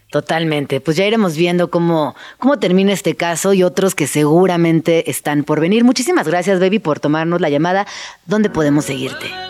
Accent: Mexico; lo que somos los mexicanos

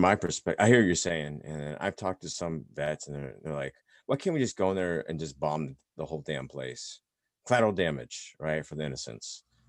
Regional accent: Indiana, United States; moved away; growing up in Indiana, you know, my sister and I basically the only Asians there, right, growing up in that town

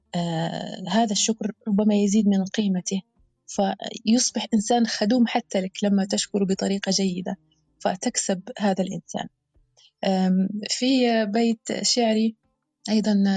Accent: Algeria; بلهجة بلهجة بلادنا الجزائر الحبيبة

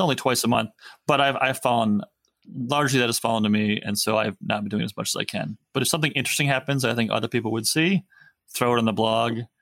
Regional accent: United States; typical American man

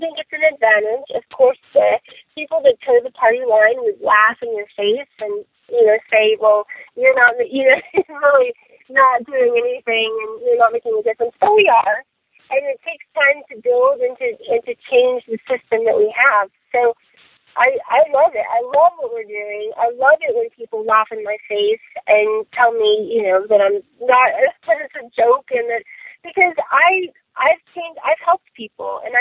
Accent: Pueblo, Colorado, United States; I'm from Pueblo

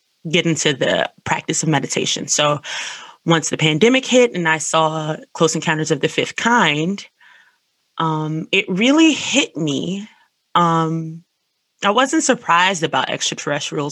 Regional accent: Washington, District of Columbia, United States; I am an artist from Washington, D.C., and I've been in art school

